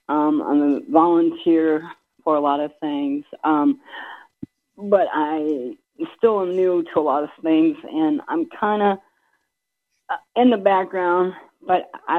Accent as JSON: {"language": "English", "town": "Belpre", "region": "Ohio", "country": "United States", "said": "I'm from Belpre, Ohio, and I'm a newbie."}